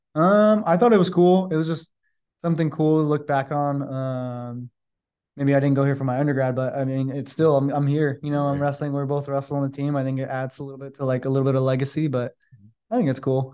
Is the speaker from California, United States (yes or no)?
yes; Sacramento, California, United States; now in San Francisco, United States; I'm from Sacramento, so I have a lot of family here